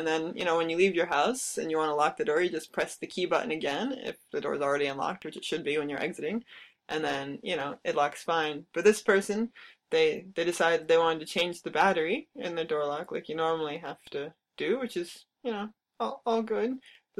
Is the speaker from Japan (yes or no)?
yes; Japan; English is a second language; Well, in Japan, at least back where I used to live in my home country, there weren't really any... Digital door locks.